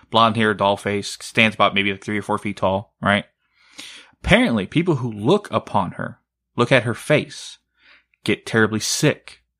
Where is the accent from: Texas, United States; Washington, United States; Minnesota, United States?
Texas, United States; Blanco; moved away; It's my hometown.